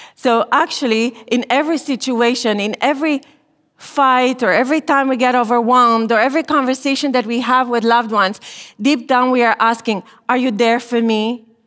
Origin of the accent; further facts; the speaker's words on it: Romania; moved away as an adult; I was born and I grew up in Romania during communism.